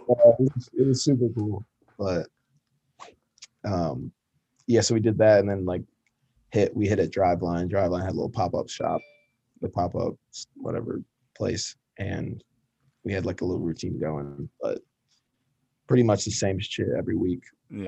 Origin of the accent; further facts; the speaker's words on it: Ann Arbor, Michigan, United States; I grew up in Michigan, grew up in Ann Arbor.